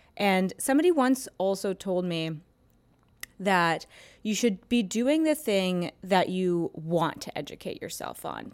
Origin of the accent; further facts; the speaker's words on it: Toronto, Ontario, Canada; moved away as an adult; now in New York, United States; I'm from Toronto. I went to school in Canada